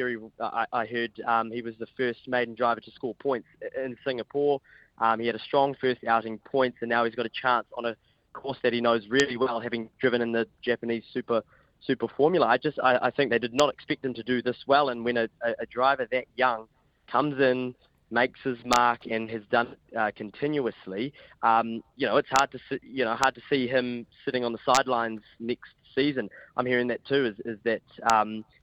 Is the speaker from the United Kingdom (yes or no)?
no; New Zealand; I'm a Kiwi journalist